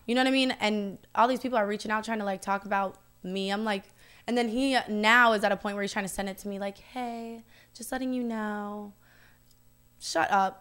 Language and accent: English; the South, United States; I'm from the South